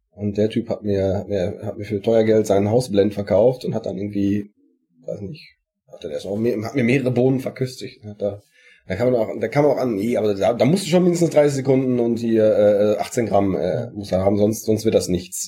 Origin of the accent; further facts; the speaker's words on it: Sauerland, North Rhine-Westphalia, Germany; wie man bei uns im Sauerland sagt